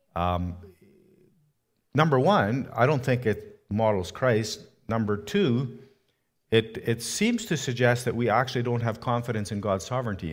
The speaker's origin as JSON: {"language": "English", "country": "Canada", "said": "I was from Canada"}